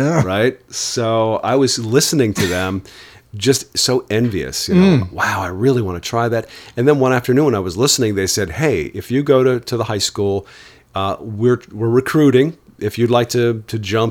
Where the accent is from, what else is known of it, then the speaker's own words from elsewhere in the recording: Oneonta, New York, United States; Oneonta, New York